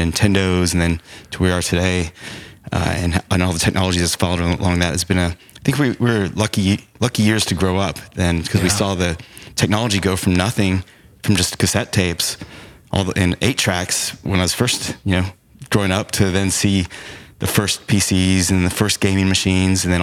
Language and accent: English; Arlington, Texas, United States; also born or lived in Chicago, Illinois; I grew up in Arlington, where the Dallas Cowboys Stadium is